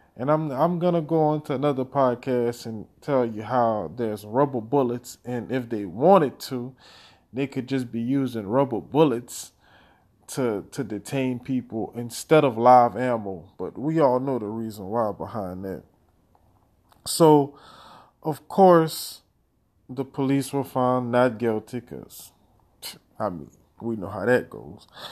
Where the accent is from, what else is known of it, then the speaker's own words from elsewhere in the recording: Louisiana, United States; my home state of Louisiana